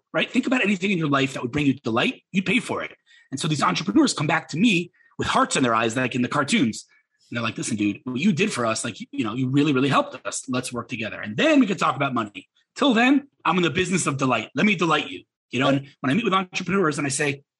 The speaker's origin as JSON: {"language": "English", "country": "United States", "moved": "yes", "lives_now": "Israel", "said": "I'm American"}